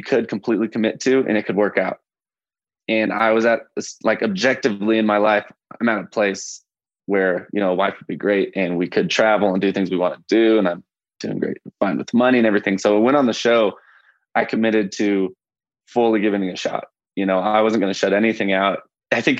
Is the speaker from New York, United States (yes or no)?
no; Tulsa, Oklahoma, United States; moved away as an adult; now in Colorado, United States; I'm originally from Tulsa, Oklahoma, and I'm a travel nurse